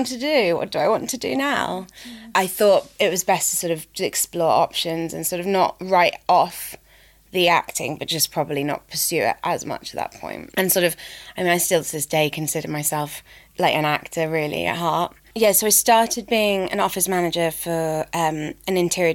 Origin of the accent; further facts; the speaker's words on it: Reading, South East England, United Kingdom; moved away as an adult; also born or lived in Guildford / Balham, London / Forest Hill, London; now in London, United Kingdom; I was brought up outside London, so grew up in like near Reading